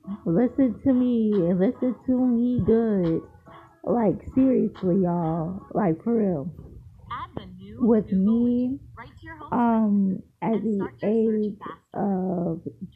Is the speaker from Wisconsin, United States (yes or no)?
no; Largo, Florida, United States; moved away as an adult; now in Columbia, United States; I'm from Largo, Florida. I moved to Columbia, South Carolina this year.